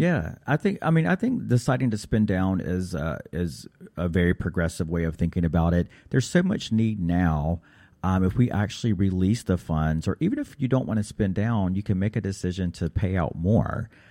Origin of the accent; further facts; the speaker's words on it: Raleigh, North Carolina, United States; my home in Raleigh, North Carolina